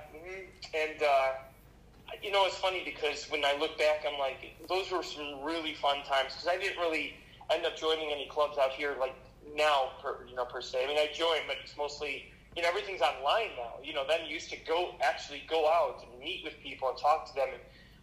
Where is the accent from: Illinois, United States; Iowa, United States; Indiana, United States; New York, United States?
Illinois, United States; Chicago; also born or lived in Las Vegas / California